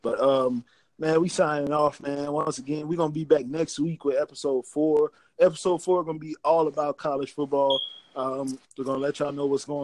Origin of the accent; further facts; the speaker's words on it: Louisiana, United States; I'm from Louisiana.